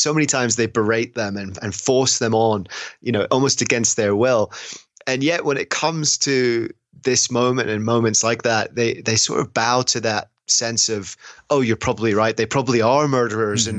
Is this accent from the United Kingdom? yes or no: yes; England, United Kingdom; as someone from england